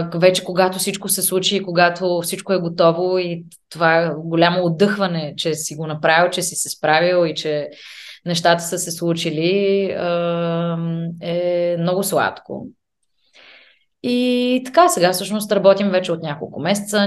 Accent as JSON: {"language": "Bulgarian", "country": "Bulgaria", "also_born_or_lived": "England", "moved": "as an adult", "lives_now": "Vienna, Austria", "said": "ние като българи"}